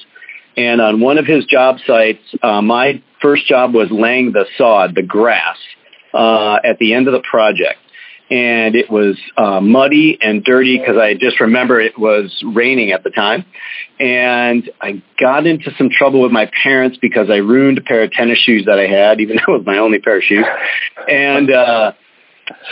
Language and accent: English; St. Paul, Minnesota, United States; I grew up in St. Paul, Minnesota